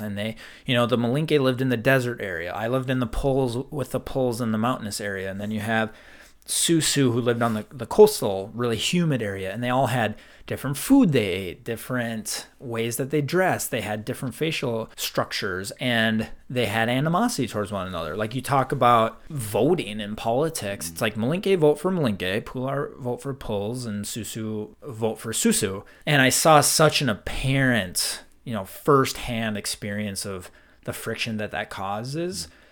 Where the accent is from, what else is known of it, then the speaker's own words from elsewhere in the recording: Midwest, United States; We're from white Midwest, cold winters